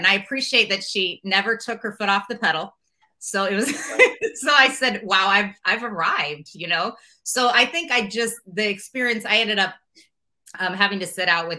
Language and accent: English; Omaha, Nebraska, United States; moved away as an adult; also born or lived in Minnesota; I grew up in Omaha